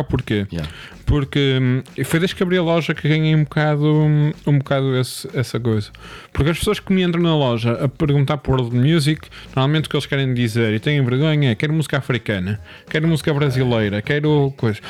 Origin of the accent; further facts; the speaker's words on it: Porto, Norte, Portugal; accent: Porto; como gajo do Porto